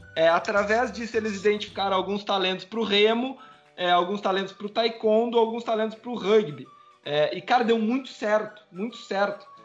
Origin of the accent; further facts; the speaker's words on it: São Lourenço do Sul, Rio Grande do Sul, Brazil; Eu sou de São Lourenço